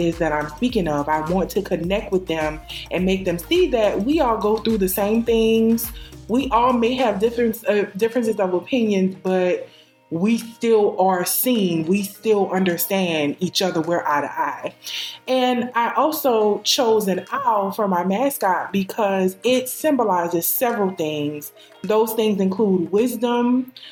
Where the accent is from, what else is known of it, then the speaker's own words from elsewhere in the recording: New Orleans, Louisiana, United States; I am from New Orleans, Louisiana, the best city in the state